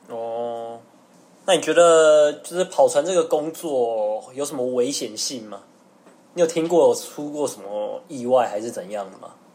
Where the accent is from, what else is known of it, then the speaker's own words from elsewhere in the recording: Taiwan; 我们一般台湾人